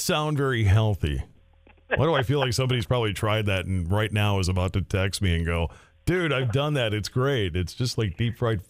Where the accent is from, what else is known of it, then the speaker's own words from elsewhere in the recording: Minneapolis, Minnesota, United States; moved away as an adult; now in North Dakota, United States; I moved up here 22 and a half years ago, and I thought I grew up in Minneapolis.